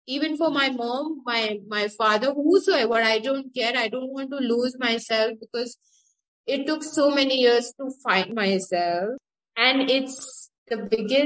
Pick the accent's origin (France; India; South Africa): India; Pune, Maharashtra; also born or lived in Gujarat; I'm from India, Pune